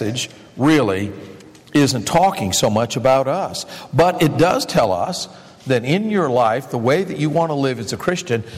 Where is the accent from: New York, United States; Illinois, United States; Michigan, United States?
Michigan, United States; I grew up in Michigan